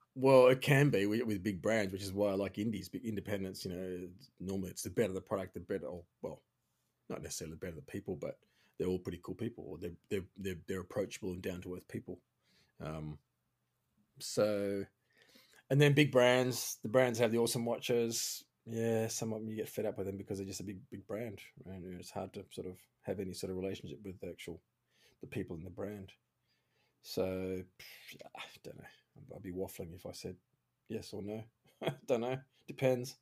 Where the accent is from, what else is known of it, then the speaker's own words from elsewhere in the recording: Australia; moved away; also born or lived in Switzerland; I'm Australian